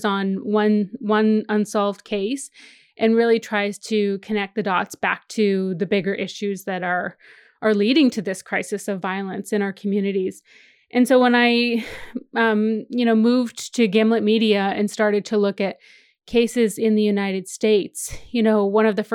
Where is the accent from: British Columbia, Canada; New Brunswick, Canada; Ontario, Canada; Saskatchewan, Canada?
Saskatchewan, Canada; now in Toronto, Canada; I'm Cree from Saskatchewan, from Treaty 4 Territory in Saskatchewan, and I grew up in my community.